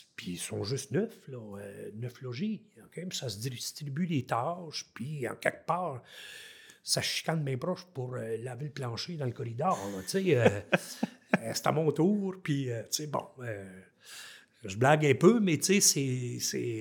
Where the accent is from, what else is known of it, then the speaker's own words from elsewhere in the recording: Haute-Gatineau, Outaouais, Quebec, Canada; moved away as an adult; en Outaouais, ici, dans ma région natale, en haute gatineau